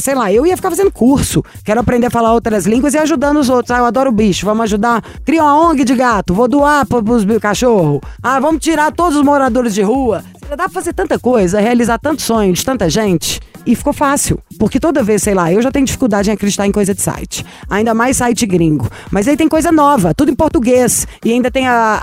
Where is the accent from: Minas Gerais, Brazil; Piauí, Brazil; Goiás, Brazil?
Minas Gerais, Brazil; eu sou mineira